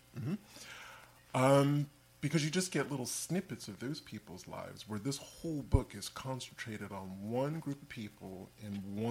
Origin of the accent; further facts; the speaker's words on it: England, United Kingdom; I'm from England.